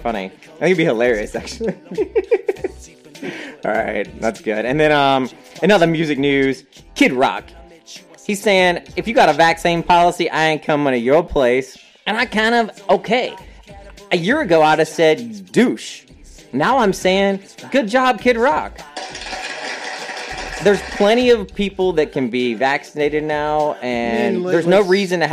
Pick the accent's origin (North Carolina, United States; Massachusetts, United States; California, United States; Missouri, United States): North Carolina, United States; I am from North Carolina